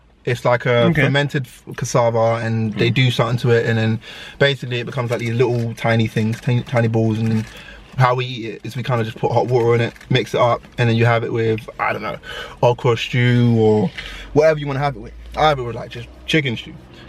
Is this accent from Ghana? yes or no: yes; Ghana; Yeah, so I'm Ghanaian, and in my culture anyway, we make fufu.